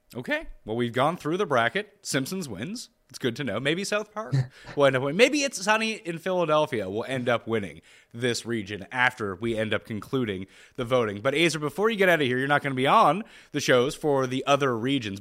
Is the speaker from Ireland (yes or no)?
no; Canada; I'm Canadian